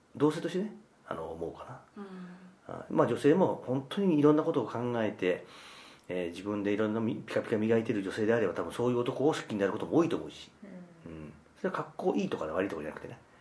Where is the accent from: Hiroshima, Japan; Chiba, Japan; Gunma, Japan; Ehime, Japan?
Hiroshima, Japan; 僕はあのずっと広 島で生まれ育って